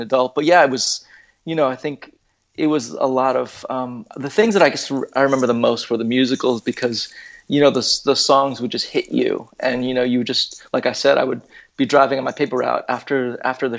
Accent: California, United States; I was born and raised here

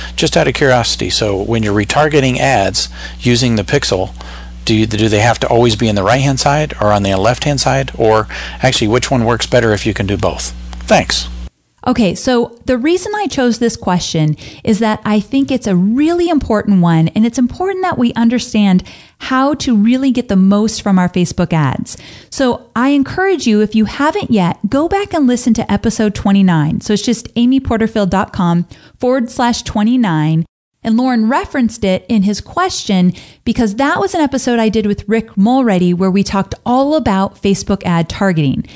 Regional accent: California, United States; growing up in California

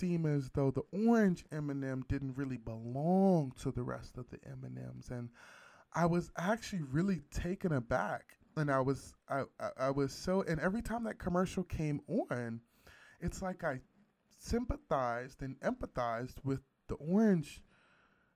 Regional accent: West Virginia, United States; I grew up in West Virginia

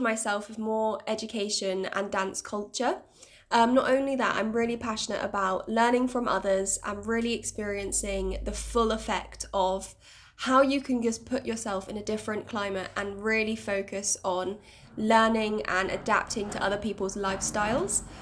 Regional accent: Bristol, South West England, United Kingdom; moved away as an adult; I am born and bred in the Bristol community.

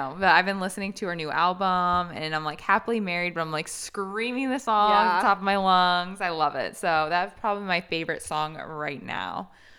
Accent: Indiana, United States; now in Florida, United States; I came from Indiana. That's where we met, me and my husband. And yeah, we moved to Florida for my husband's job.

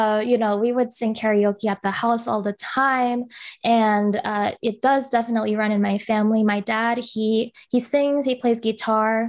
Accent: Bay Area, California, United States; I'm Filipino, um, born and raised here

